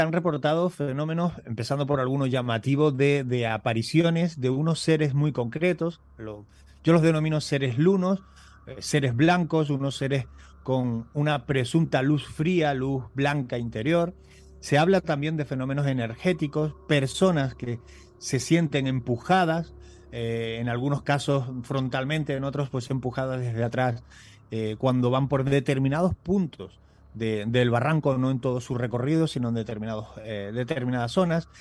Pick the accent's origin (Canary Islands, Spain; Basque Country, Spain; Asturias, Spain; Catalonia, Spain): Canary Islands, Spain; digo cañizo y no cañizo porque soy canario